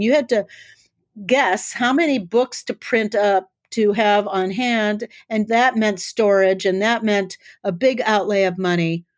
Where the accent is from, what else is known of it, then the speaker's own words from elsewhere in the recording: South Dakota, United States; I grew up in South Dakota